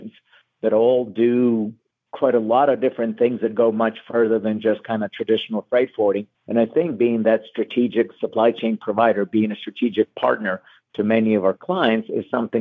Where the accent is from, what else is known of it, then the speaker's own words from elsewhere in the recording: Ukraine; moved away as an adult; now in Erie, United States; I'm originally from Ukraine. I was born and grew up there.